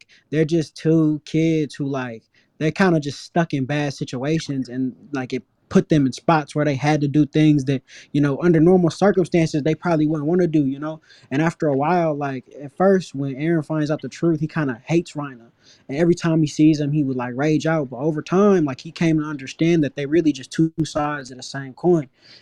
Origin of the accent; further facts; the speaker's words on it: Northern California, United States; now in San Diego, United States; I'm from California. I'm from Northern California. But right now I'm living in San Diego